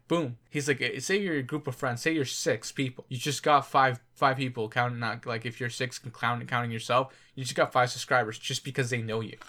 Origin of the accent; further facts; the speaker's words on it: Canada; we're Canadian.